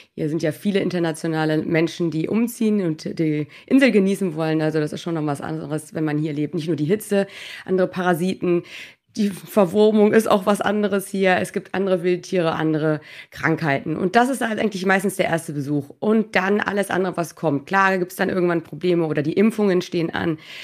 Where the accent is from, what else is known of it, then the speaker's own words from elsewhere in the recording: Norderstedt, Schleswig-Holstein, Germany; moved away as an adult; also born or lived in Hannover; now in Mallorca, Spain; komme ursprünglich aus dem Norden Deutschlands, aus Norderstedt bei Hamburg